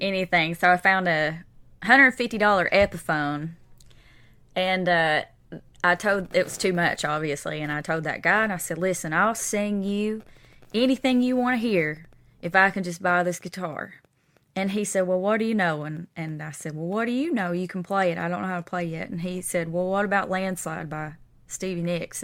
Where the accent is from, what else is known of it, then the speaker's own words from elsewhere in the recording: East Kentucky, United States; now in Nashville, United States; I am from East Kentucky